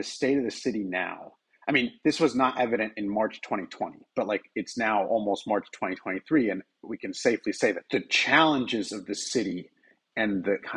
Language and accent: English; outside Boston, Massachusetts, United States; now in New York City, United States; I grew up outside Boston